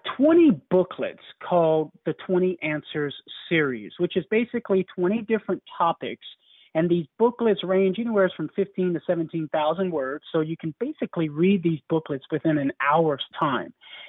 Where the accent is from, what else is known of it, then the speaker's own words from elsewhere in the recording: Cajun, Louisiana, United States; accent: Cajun; I grew up playing Cajun music and I'm purebred